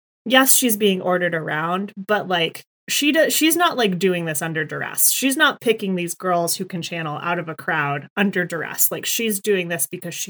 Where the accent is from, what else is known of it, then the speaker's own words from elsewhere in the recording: United States; as an American